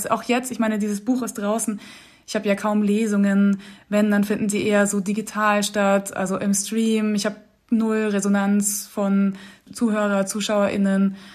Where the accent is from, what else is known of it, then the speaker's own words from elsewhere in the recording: Austria; also born or lived in Munich; Ja, ich bin auf jeden Fall auch sehr österreichisch sozialisiert worden